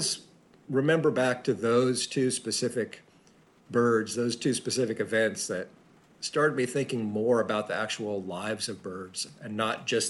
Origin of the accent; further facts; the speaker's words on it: Central Texas, United States; I grew up in Central Texas, which is a great place